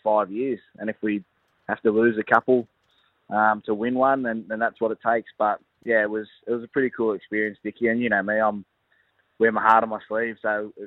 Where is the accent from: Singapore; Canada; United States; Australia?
Australia; Canberra, Australian Capital Territory; moved away; What a beautiful place Canberra is to be there back in my hometown